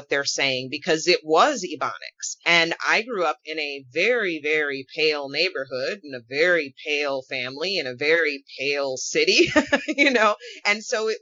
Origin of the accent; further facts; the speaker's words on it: Wisconsin, United States; also born or lived in Las Vegas; now in Minnesota, United States; I grew up in Wisconsin, I live in Minnesota, but I lived in Las Vegas for a couple of years